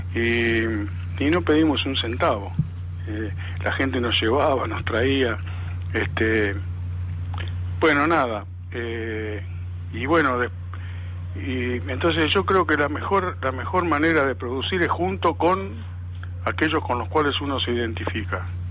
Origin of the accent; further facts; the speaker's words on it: Lanús, Buenos Aires Province, Argentina; nací en Lanús, no, no en ese barrio, pero en otro también, barrio proletario